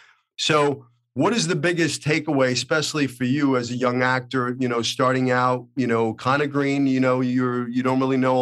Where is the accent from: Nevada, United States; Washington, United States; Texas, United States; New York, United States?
New York, United States; Brooklyn; now in Los Angeles, United States; I think growing up in Brooklyn gives you something that, you know, an edge on the other, you know, it's like, listen, if I could survive the streets of Brooklyn, Hollywood was no big deal.